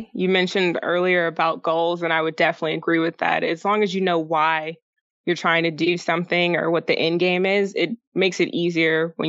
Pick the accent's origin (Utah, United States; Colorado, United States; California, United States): Colorado, United States; also born or lived in Alaska; We grew up a lot of places. I say we, because I'm a twin, my brother. But mostly in Colorado and Alaska is where I spent a good chunk of time. But we did move a lot when I was sma